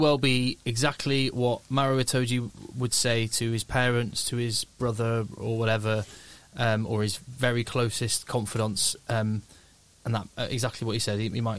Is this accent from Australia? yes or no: no; England, United Kingdom; as an Englishman going into the Six Nations.